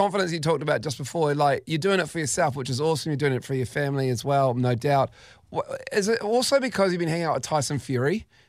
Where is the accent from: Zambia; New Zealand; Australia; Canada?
New Zealand; when we come from New Zealand